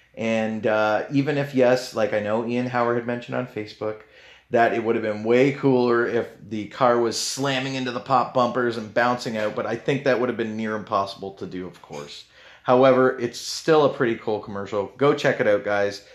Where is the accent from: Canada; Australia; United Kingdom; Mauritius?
Canada; I know I'm Canadian